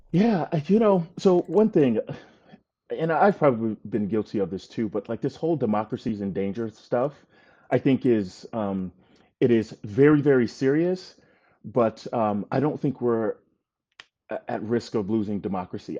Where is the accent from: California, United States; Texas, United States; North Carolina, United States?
North Carolina, United States; moved away as an adult; also born or lived in Gaithersburg, Maryland / Poughkeepsie, New York; I was born in Gaithersburg, Maryland, where they were working, um, for I B M. We lived in Poughkeepsie, New York for a little while, uh, and when I was eight, we moved to North Carolina